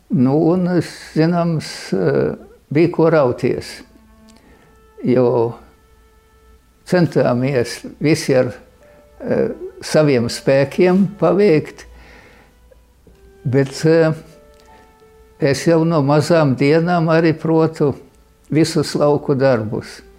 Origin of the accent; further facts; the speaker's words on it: Rēzekne Municipality, Latvia; Mēs tīri latvieši. Vispār nautrēnu draudze ir ļoti latviskā.